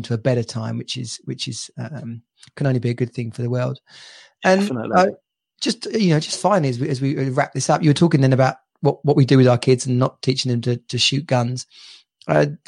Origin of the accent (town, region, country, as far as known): England, United Kingdom